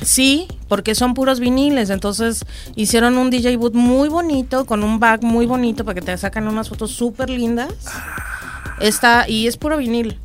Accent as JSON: {"language": "Spanish", "region": "Mexico City", "country": "Mexico", "moved": "yes", "said": "Yo soy de Ciudad de México. Soy de Ciudad de México. Yo ya tengo muchos años viviendo acá"}